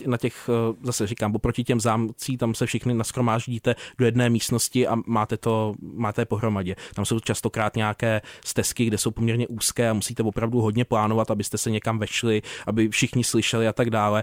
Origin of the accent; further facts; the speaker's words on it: Prague, Czechia; moved away as an adult; also born or lived in Krkonoše; pocházím z jižního města